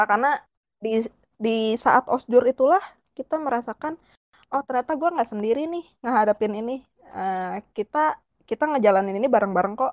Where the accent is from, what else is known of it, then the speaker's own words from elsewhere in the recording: Bandung, West Java, Indonesia; rumahku di Bandung sebenarnya aku orang Bandung